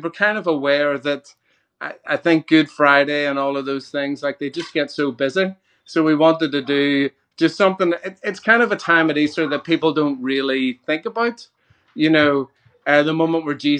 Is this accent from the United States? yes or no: no; Ireland; Well, as an Irishman, I love grass, and my my lawn is pretty much like the most magnificent thing you've ever seen.